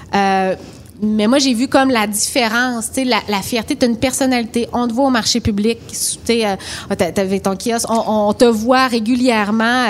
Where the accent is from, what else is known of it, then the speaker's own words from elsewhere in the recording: Rimouski, Quebec, Canada; je viens de Rimouski, tout le monde sait que je suis très chauvine, j'adore ma ville